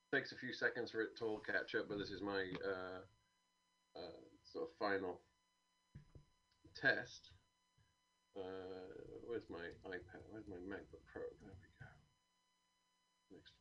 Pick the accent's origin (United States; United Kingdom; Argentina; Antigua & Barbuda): United Kingdom